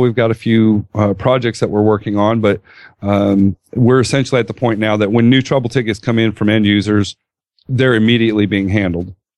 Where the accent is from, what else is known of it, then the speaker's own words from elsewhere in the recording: California, United States; Coming from California